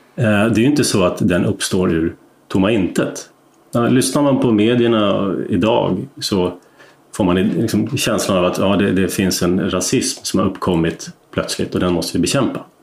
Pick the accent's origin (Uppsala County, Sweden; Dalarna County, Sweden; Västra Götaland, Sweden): Uppsala County, Sweden; Uppland; Jag är inte stockholmare ursprungligen, men är upplänning